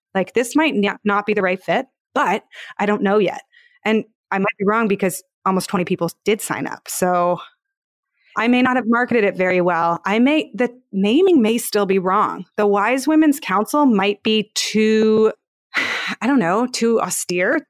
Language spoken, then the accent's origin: English; Palo Alto, California, United States; I used to work at startups and I'm from Palo Alto